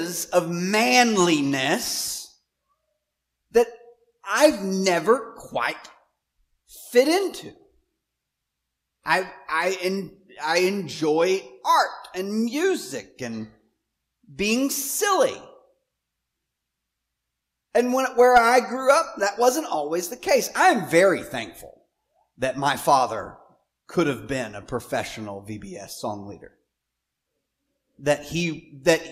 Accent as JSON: {"language": "English", "region": "Southwest Arkansas", "country": "United States", "tie": "born or raised there", "said": "I grew up in Arkansas, Southwest Arkansas"}